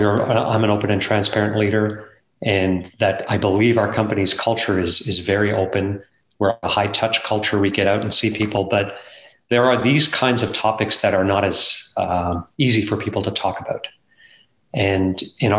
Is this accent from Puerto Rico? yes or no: no; Canada; growing up in Canada, or let's call it America, because Canada's not that different culturally than the United States, because I grew up here